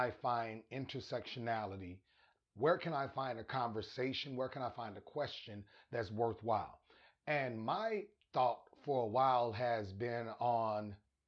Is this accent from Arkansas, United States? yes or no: yes; Arkansas, United States; moved away; also born or lived in Albuquerque, New Mexico; I'm from Arkansas, lived in Albuquerque.